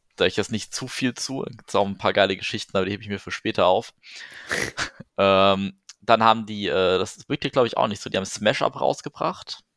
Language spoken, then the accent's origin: German; Wetterau, Hesse, Germany; ich komme ja aus der Wetterau